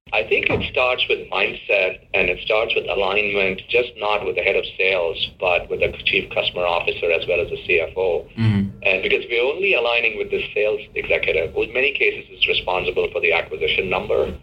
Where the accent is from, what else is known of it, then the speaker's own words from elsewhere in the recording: India; I was growing up in India in 1980s